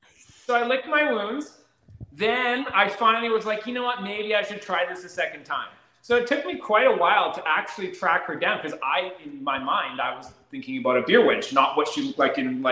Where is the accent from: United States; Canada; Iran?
Canada; In all fairness, I'm Canadian too, right?